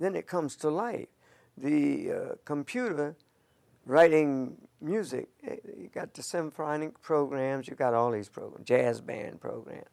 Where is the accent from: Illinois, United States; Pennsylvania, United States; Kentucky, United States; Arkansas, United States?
Pennsylvania, United States; Philadelphia; I was born in West Philly, 5710 Ludlow Street, in the house